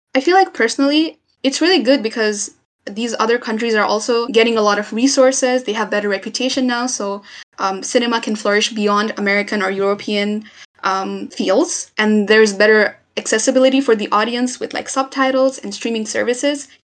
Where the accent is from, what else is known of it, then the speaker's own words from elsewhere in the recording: Nepal; I'm from Nepal